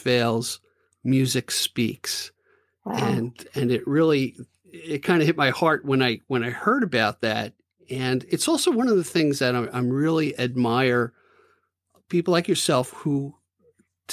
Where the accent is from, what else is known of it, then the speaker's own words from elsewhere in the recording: Levittown, United States; I grew up in Levittown